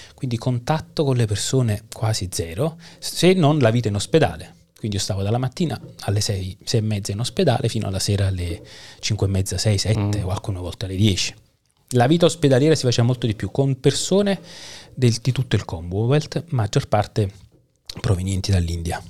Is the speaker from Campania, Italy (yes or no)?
yes; Caserta, Campania, Italy; moved away as an adult; also born or lived in Naples / Parma / Chelmsford; now in Kraków, Poland; Io uh, sono napoletano di nascita, okay. poi la, mi sono fatto la laurea alla seconda università di, scat- di staccamento di Caserta perché ho mm. abitato uh-huh. da quando avevo 8 anni a Caserta